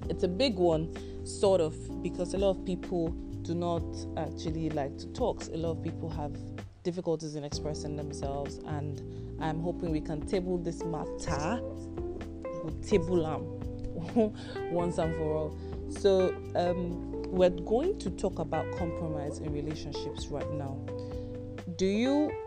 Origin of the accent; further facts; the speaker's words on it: Nigeria; I am Nigerian